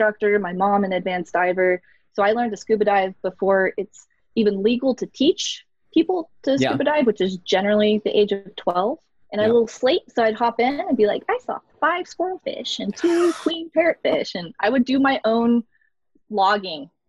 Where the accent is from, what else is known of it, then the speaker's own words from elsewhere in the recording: Florida, United States; I grew up in Florida